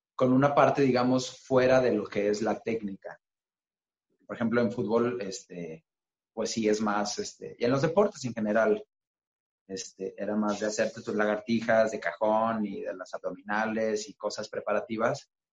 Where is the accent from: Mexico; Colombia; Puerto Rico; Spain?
Mexico; lo que tenemos como mexicanos